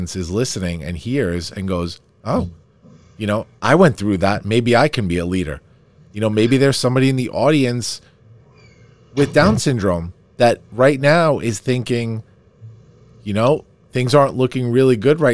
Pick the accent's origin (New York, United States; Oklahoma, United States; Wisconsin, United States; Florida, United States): New York, United States; Farmingdale; I grew up in Farmingdale, right near you